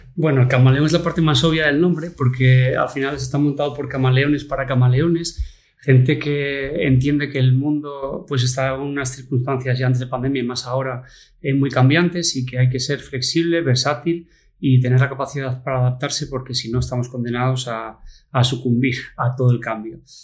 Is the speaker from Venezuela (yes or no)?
no; Oviedo, Asturias, Spain; moved away as an adult; also born or lived in Madrid / Barcelona / Dominican Republic; estudiamos juntos aquí en Oviedo, en la Gesta, luego pues eh, estudiamos también en el instituto, en el, en Aramo